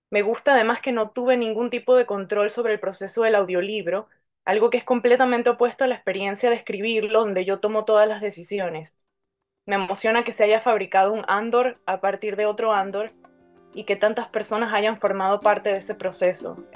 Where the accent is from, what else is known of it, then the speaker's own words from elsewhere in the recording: Caracas, Capital District, Venezuela; accent: Caracas; now in United States; viviendo en Estados Unidos hace más de una década, entre tantos latinoamericanos, ya ni mi propio acento es ortodoxamente caraqueño